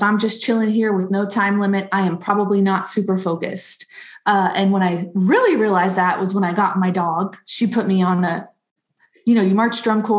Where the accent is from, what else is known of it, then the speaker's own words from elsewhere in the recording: Cocoa, Florida, United States; I'm from Cocoa, Florida, which everybody says, oh, Cocoa Beach, Cocoa Beach. So yeah, Central Florida, East Coast, right by the Space Center